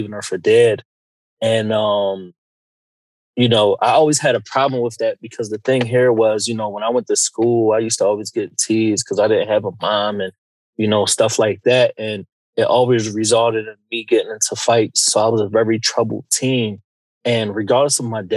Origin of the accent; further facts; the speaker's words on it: Philadelphia, Pennsylvania, United States; I grew up in Philadelphia, the Huntington Park section to be exact, like 5th and Cayuga